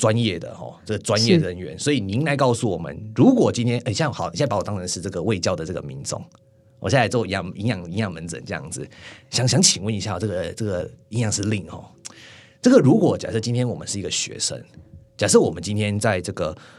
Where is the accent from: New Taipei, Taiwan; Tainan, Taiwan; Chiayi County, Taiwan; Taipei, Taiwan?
Tainan, Taiwan; 不能怪我啊，我我我台南人呢、